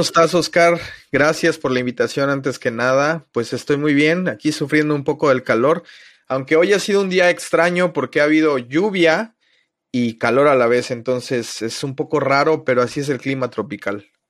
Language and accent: Spanish; Mexico City, Mexico; moved away as an adult; now in Playa del Carmen, Mexico; soy originario de la Ciudad de México. Llevo ya 17 años viviendo en Playa del Carmen. Me vine a vivir cuando tenía 20 años.